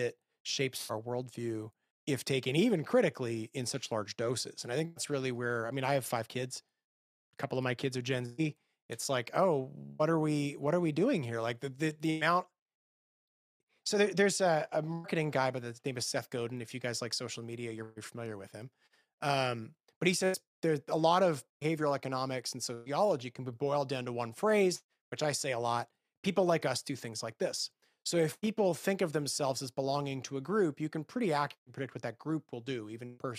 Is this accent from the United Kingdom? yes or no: no; Canada; moved away as an adult; now in Nashville, United States; I grew up in Canada, which is by all accounts a post-Christian country